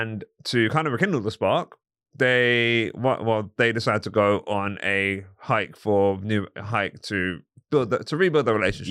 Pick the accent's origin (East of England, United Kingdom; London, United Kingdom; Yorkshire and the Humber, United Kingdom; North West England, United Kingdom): London, United Kingdom; I'm from, um, from Crickwood